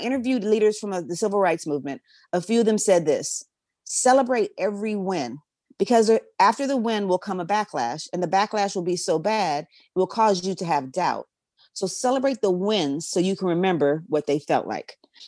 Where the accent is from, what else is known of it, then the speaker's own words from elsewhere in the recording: California, United States; I'm going to keep reminding you that I'm also from the Bay too.